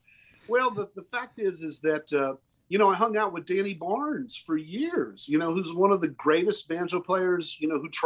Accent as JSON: {"language": "English", "region": "the South", "country": "United States", "tie": "born or raised there", "also_born_or_lived": "Oklahoma", "said": "I was born and raised in the South."}